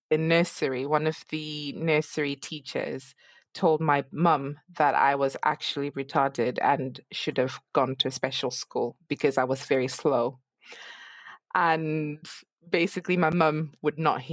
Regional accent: Zimbabwe; moved away; I'm actually originally from Zimbabwe

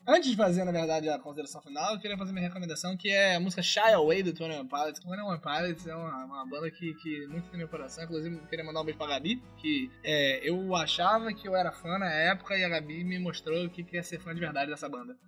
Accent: Rio de Janeiro, Brazil; accent: carioca; o charme carioca, ele é é inerente à minha pessoa

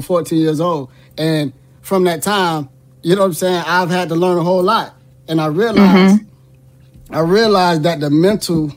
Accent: Miami, Florida, United States; born and raised in Miami, Florida.

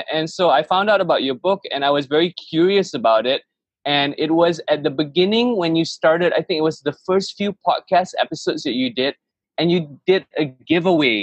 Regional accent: Malaysia; I grew up in Malaysia

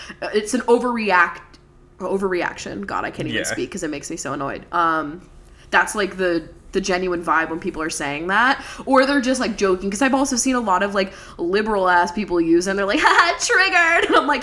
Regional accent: Levittown, Pennsylvania, United States; I grew up in Levittown, PA.

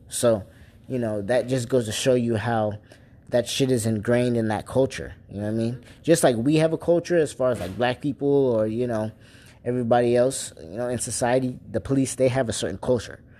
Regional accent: Port St. Lucie, Florida, United States; I'm from Port St. Lucie, Florida

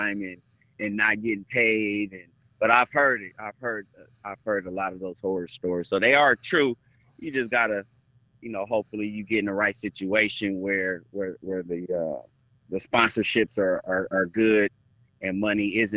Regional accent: Fresno, California, United States; also born or lived in Belgium; I'm from Fresno.

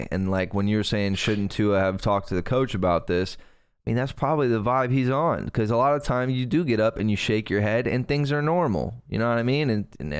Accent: Fort Pierce, Florida, United States; I grew up in Fort Pierce next to a ranch for a hot minute, next to a dude who rode bulls and lost his teeth

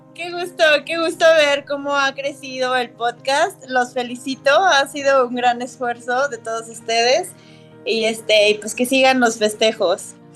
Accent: Mexico; nos caracteriza como mexicanos

